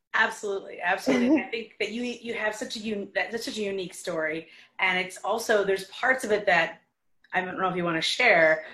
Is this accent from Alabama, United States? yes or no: no; New York, United States; also born or lived in Detroit; as a New Yorker